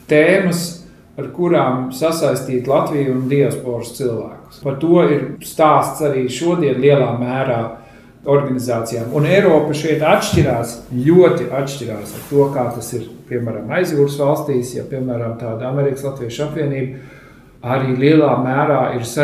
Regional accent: Germany; also born or lived in Scandinavia; es pats eh, esmu no Skandināvijas, bet eh, audzis Vācijā. Līdz ar to pārzina tās teritorijas.

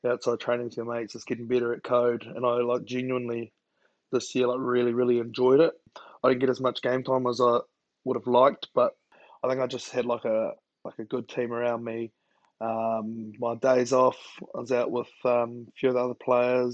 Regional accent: Masterton, Wellington, New Zealand; also born or lived in Hastings; I grew up in Masterton

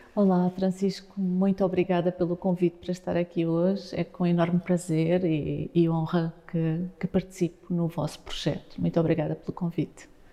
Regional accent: Faro, Algarve, Portugal; also born or lived in Mozambique; eu saí de Faro com dois anos de idade e depois regressei aos oito anos.

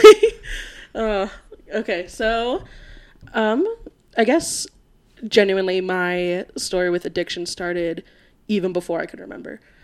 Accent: Florida, United States; now in Colorado, United States; I am from Florida.

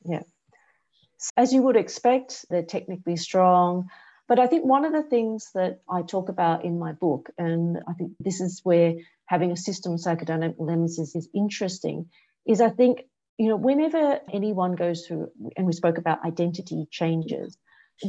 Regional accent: Australia; moved away as an adult; now in Singapore; I grew up in Australia

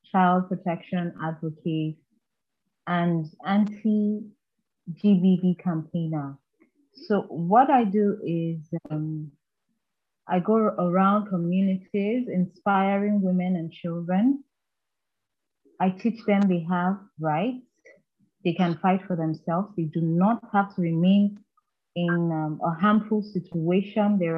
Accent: Anambra, Nigeria; I am a Nigerian from Anambra State.

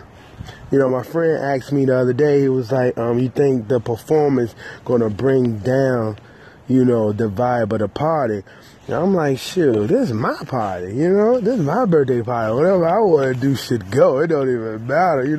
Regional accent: Petersburg, Virginia, United States; I'm from Petersburg, Virginia

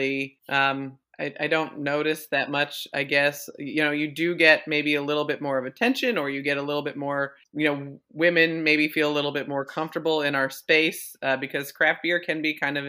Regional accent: Vermont, United States; moved away; I'm from Vermont originally

